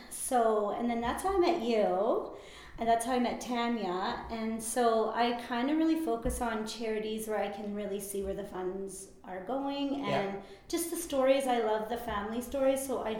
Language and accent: English; Vernon, British Columbia, Canada; also born or lived in Pittsburgh; I'm born and raised in Vernon.